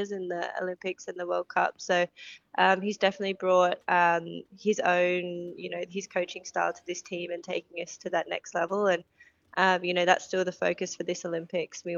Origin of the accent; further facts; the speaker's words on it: Newcastle, New South Wales, Australia; also born or lived in Coffs Harbour, New South Wales / Central Coast, New South Wales / Sydney; I was born in Coffs, northern New South Wales, and then went down for a few years on the Central Coast and Newcastle, and then went to uni in Sydney.